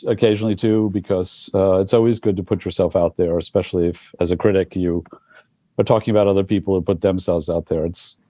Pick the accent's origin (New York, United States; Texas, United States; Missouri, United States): New York, United States; But growing up in the Village, it was a much more of a community. It was much more middle class. It had still a large Italian population, mostly working class.